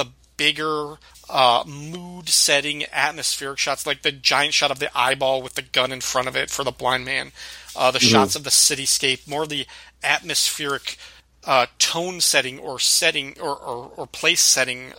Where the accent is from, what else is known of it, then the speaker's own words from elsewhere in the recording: about 45 minutes from Rockford, Illinois, United States; That's like 45 minutes away from my hometown